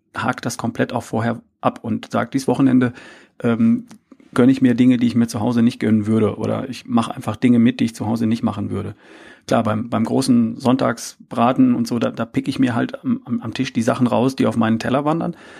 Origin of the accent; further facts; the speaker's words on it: between Herford and Bielefeld, North Rhine-Westphalia, Germany; now in Ludwigsburg, Germany; ich bin aufgewachsen in Ostwestfalen, in, zwischen Herford und Bielefeld irgendwo